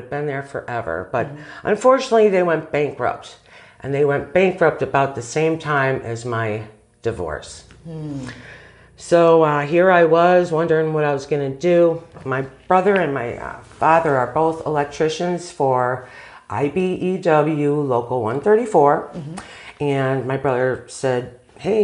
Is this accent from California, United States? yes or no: no; Burbank, Illinois, United States; I was raised in Burbank, the oldest of three